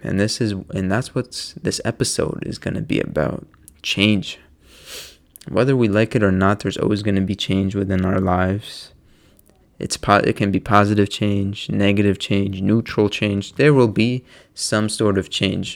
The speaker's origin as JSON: {"language": "English", "region": "Maryland", "country": "United States", "moved": "as an adult", "lives_now": "New Jersey, United States", "said": "I'm from Maryland, and it's only two and a half hours from where I live"}